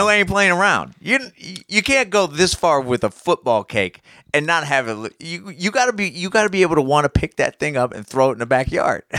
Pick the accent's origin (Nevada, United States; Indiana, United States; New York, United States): Indiana, United States; Indianapolis; I'm from Indy.